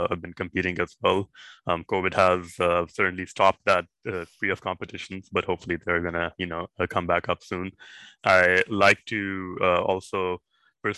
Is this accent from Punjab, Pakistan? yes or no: yes; Lahore, Punjab, Pakistan; moved away as an adult; also born or lived in Indiana, United States / Massachusetts, United States; I'm originally from Pakistan. I grew up in this metropolitan city called Lahore.